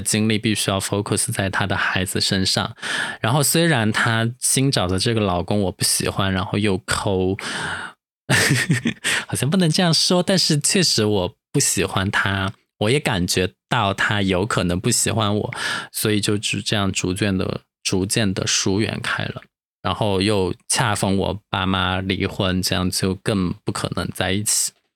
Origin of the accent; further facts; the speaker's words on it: Chongqing, China; 我们重庆老家那边叫小娘